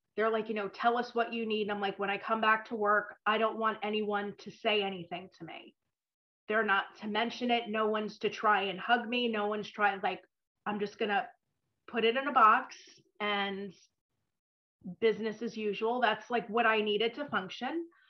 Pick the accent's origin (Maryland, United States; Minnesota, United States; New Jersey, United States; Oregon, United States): New Jersey, United States; suburban; also born or lived in New York; I grew up in suburban New Jersey, but I was born in New York